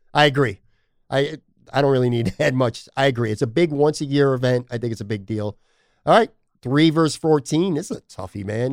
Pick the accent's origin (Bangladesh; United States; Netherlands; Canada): United States; Buffalo, New York; I grew up on the West Side